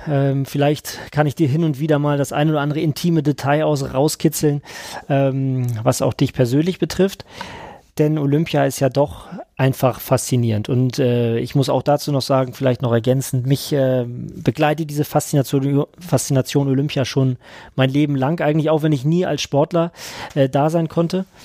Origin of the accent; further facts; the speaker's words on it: Schleswig-Holstein, Germany; Du bist Hesse, ich bin Schleswig-Holsteiner.